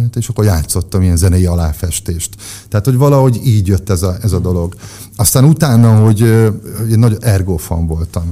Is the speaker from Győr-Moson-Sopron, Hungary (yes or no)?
yes; Győr, Győr-Moson-Sopron, Hungary; győri születés vagyok, Győrben nőttünk fel, ott kezdtem el az iskolát, ott jártam óvodába, iskolába, aztán kiköltöztünk falura négy évre.